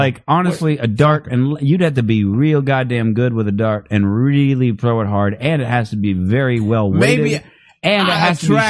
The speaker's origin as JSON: {"language": "English", "town": "Phoenix", "region": "Arizona", "country": "United States", "said": "I'm from Phoenix."}